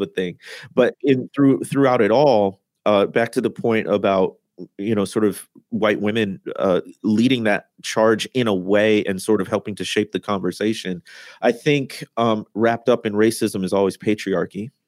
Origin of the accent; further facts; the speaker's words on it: Midwest, United States; moved away as an adult; also born or lived in Mississippi Delta; I had been born and raised in the Midwest, but that's how I got down to the Deltas.